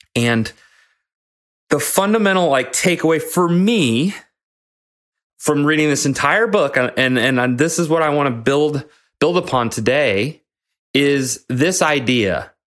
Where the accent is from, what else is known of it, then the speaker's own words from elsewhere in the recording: Nebraska, United States; moved away; my hometown in Nebraska